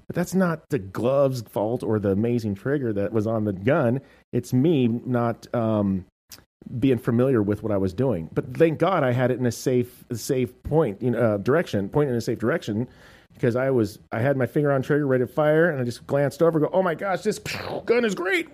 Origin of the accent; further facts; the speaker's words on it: United States; I'm American.